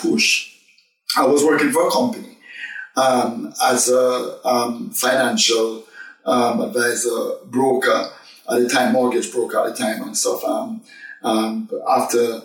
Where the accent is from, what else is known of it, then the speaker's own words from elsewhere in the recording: Jamaica; accent: strong Jamaican; moved away as an adult; now in United Kingdom; I'm a very, very, very, very strong Jamaican accent, which I still have today.